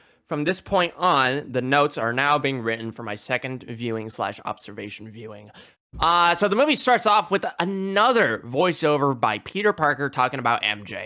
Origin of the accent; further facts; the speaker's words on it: India; being Indian